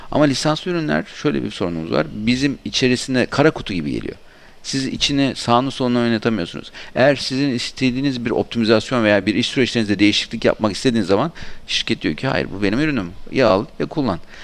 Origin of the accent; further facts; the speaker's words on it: Aydın, Turkey; Ben Aydınlıyım esasında.